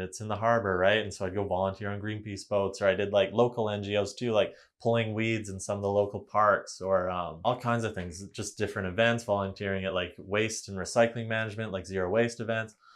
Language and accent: English; Vanderhoof, British Columbia, Canada; also born or lived in Kamloops, British Columbia; Vanderhoof. It's a small town in northern B C, um, five thousand people up by Prince George. So, went there for pretty much all my, um, elementary, high school years.